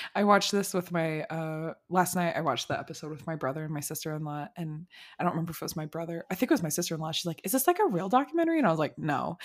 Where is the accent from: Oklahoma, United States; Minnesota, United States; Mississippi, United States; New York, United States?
Minnesota, United States; I'm from Minnesota